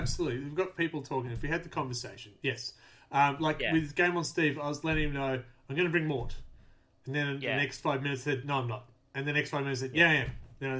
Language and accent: English; Australia; My accent's a bit weird for the non-Aussies and sometimes for the Aussies.